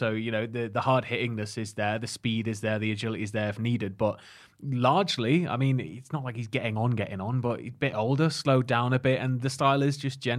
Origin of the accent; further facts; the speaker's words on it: Northumberland, North East England, United Kingdom; Growing up in Northumberland's boring, isn't it?